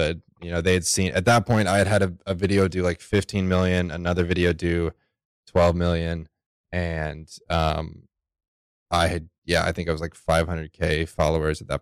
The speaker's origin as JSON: {"language": "English", "region": "Texas", "country": "United States", "tie": "born or raised there", "moved": "as an adult", "said": "I'm from Texas, so I grew up building like decks and fences and tree houses and whatever."}